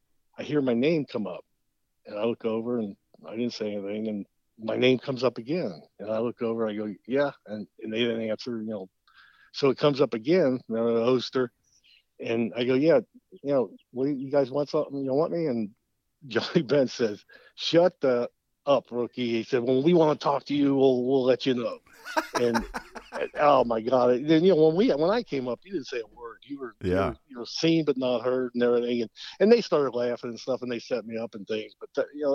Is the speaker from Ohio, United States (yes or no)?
yes; Cincinnati, Ohio, United States; playing in my hometown in Cincinnati